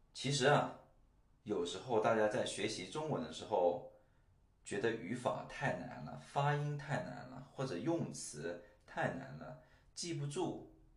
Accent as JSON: {"language": "Chinese", "country": "China", "tie": "born or raised there", "first_language": "Chinese", "moved": "as an adult", "lives_now": "Singapore", "said": "我在中国出生和长大"}